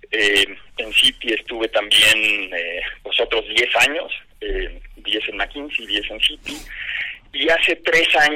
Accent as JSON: {"language": "Spanish", "country": "Mexico", "said": "soy mexicano, orgulloso por nacimiento, casado hace 25 años, padre de tres adolescentes"}